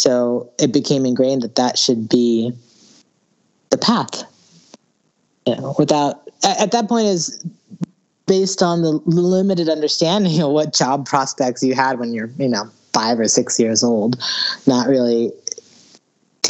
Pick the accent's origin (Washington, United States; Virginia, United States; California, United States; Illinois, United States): Virginia, United States; Alexandria; I grew up in Northern Virginia, in Alexandria, Virginia, right outside D.C.